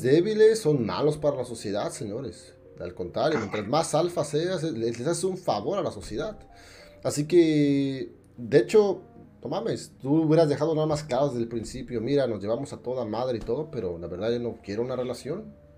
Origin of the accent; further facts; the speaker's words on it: State of Mexico, Mexico; moved away; barrio allá el pinche estado de México. Yo soy de allá